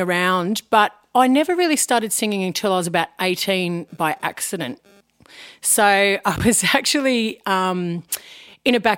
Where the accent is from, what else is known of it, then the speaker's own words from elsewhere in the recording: Wangaratta, Victoria, Australia; now in Melbourne, Australia; I'm from Wangaratta